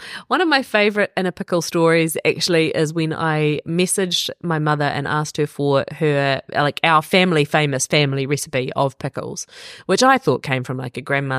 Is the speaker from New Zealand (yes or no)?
yes; New Zealand; Jason Momoa, the one, the only, basically we've adopted him as a New Zealander.